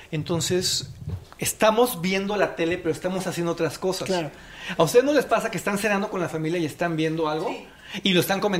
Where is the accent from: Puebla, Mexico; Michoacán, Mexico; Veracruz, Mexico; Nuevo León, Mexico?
Nuevo León, Mexico; Monterrey; Yo vengo de Monterrey, donde los payasos ocupan una posición muy importante en la vida.